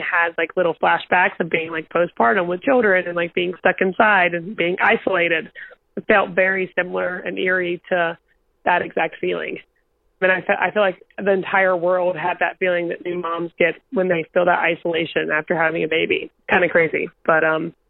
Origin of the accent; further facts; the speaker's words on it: North Carolina, United States; now in New York, United States; It's the county I grew up in. I'm from a two stoplight town in North Carolina